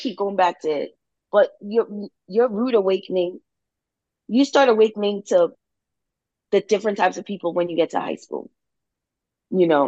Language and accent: English; New Jersey, United States; I'm from New Jersey